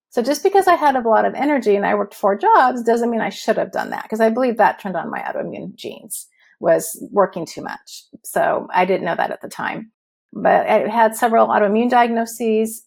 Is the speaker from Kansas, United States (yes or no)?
no; Huntington Beach, California, United States; moved away as an adult; also born or lived in eastern Washington; now in Washington, United States; I grew up in Huntington Beach, California, and I was living there until 2016 when we moved.